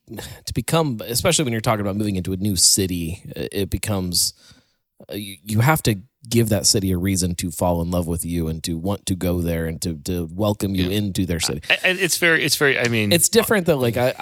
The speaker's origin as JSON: {"language": "English", "region": "West Virginia", "country": "United States", "said": "I'm from West Virginia."}